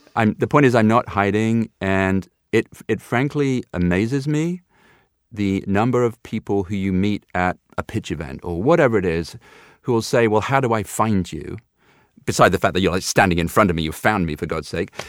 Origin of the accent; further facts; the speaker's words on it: United Kingdom; being a Brit of a certain age